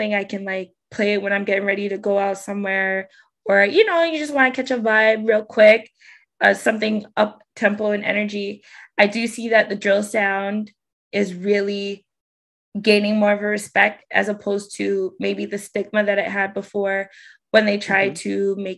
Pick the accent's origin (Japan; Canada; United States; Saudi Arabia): Canada; for me as a Canadian